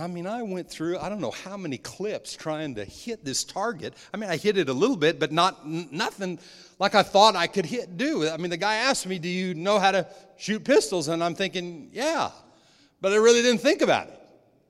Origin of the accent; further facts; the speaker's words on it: New Mexico, United States; When I was young, I was raised in New Mexico in the desert, on playing golf and on my dad's golf course